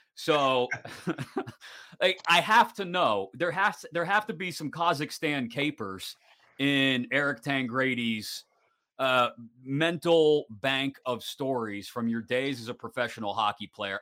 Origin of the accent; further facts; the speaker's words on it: Western Pennsylvania, United States; as a kid growing up in Western PA